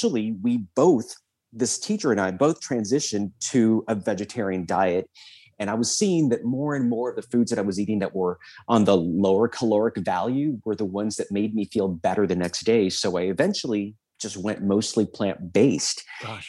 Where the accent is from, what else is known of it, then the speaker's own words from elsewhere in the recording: South Texas, United States; I was very typical obese kid growing up in South Texas